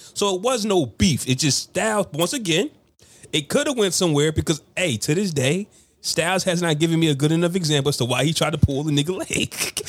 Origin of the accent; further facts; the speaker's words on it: Ohio, United States; born there; I was born in Ohio.